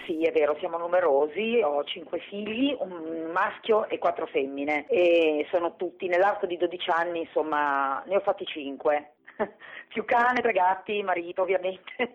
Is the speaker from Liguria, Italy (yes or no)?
yes; Genoa, Liguria, Italy; noi siamo di Genova